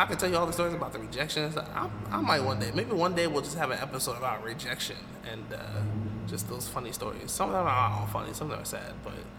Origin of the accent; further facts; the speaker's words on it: New York, United States; now in New Jersey, United States; So I was in Jersey, but she was back home in my hometown, upstate New York.